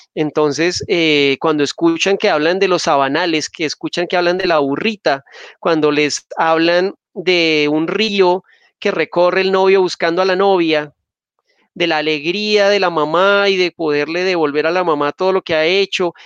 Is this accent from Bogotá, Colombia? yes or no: yes; Bogotá, Colombia; cuando yo era pelado, que yo era un, digamos, de pelado de clase media, en Bogotá